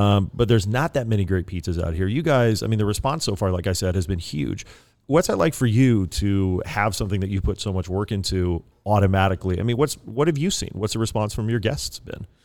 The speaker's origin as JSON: {"language": "English", "region": "East Coast", "country": "United States", "moved": "yes", "lives_now": "California, United States", "said": "I'm from the East Coast originally, you know, the land of pies, New York City"}